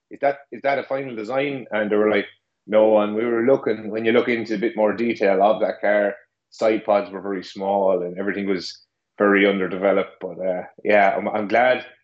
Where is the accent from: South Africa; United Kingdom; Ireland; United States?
Ireland; As a, as an Irishman, we uh, we tend to uh, speak a bit quick every now and again.